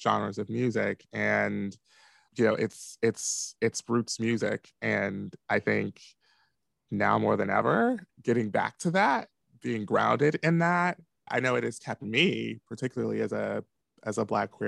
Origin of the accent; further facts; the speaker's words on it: Washington, District of Columbia, United States; moved away as an adult; now in Chicago, United States; I'm originally from Washington, D.C. proper, and I grew up in Southeast D.C.